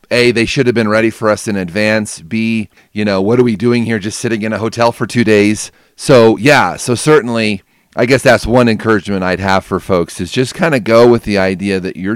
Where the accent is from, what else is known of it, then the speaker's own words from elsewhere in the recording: United States; us Americans